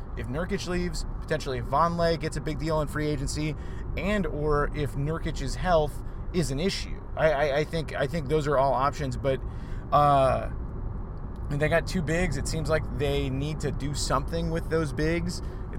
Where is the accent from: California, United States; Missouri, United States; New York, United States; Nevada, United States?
Nevada, United States; Las Vegas; Yeah, like I'm from Vegas, and like I got out.